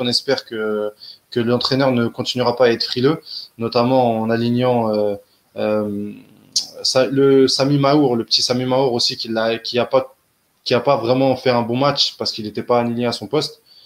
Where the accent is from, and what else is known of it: Algeria